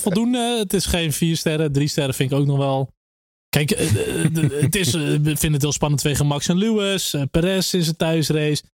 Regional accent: Netherlands; als Nederlanders

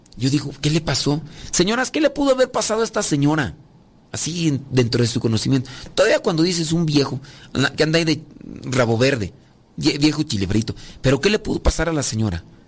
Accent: Mexico; yo soy de México, la cultura maya aquí de, México.

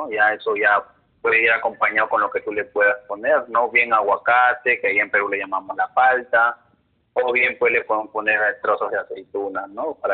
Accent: Mexico; incluso no saben cosas de México como yo también. Yo

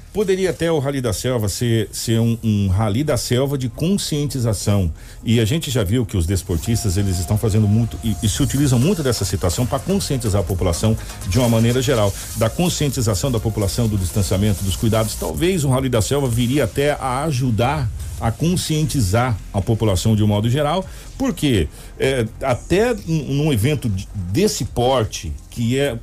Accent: Brazil; nós brasileiros

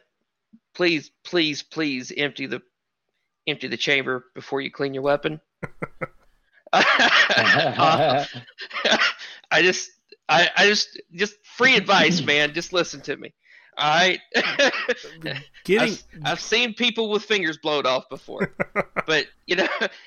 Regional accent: the South, United States; I, like every other good Southern boy

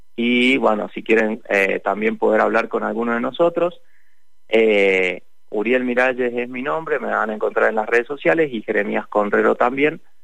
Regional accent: Lavalle, Mendoza, Argentina; yo soy de La Valle

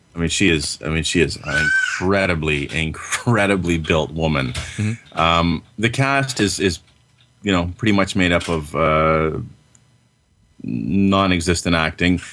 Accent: Canada; I'm Canadian

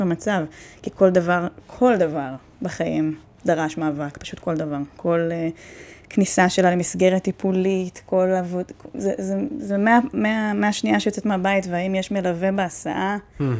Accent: Netanya, Central District, Israel; אני גדלתי בנתניה

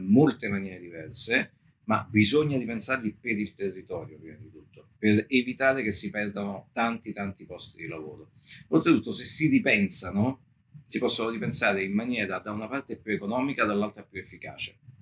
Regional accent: Naples, Campania, Italy; me che sono napoletano

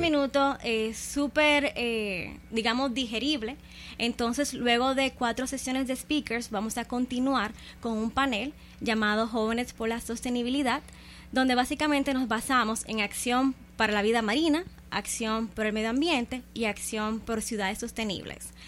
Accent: Dominican Republic; nosotros como República Dominicana

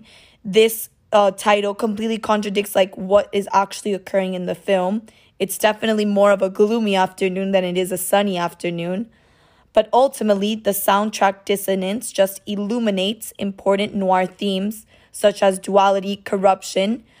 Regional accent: Cuba; moved away; also born or lived in Miami; I'm originally from Cuba and my family immigrated to Miami

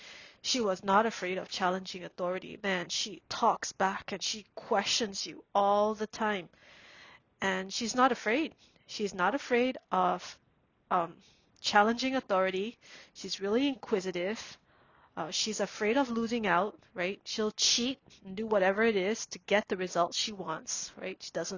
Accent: Singapore; growing up in Singapore, we have helpers, who stay in the house and does everything for us.

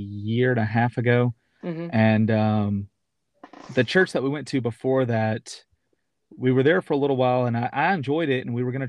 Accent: Knoxville, Tennessee, United States; the church that I grew up in Knoxville, Tennessee

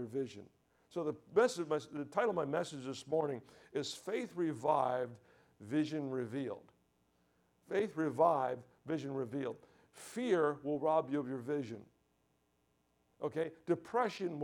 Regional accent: New York, United States; also born or lived in Deerfield Beach, Florida / Boynton Beach, Florida; now in Key West, United States; I grew up in church all my life, okay? You know, I come from New York

